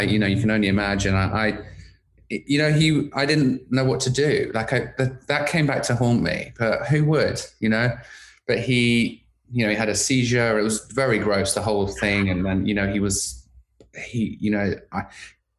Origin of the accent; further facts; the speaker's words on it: London, United Kingdom; moved away as an adult; now in Los Angeles, United States; I'm originally from London, England. In fact, I spent most of my life growing up in London, schooling in London